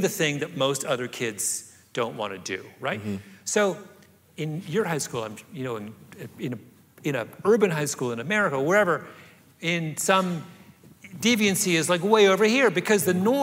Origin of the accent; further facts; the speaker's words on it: rural Southern Ontario, Canada; moved away; I grew up in rural Southern Ontario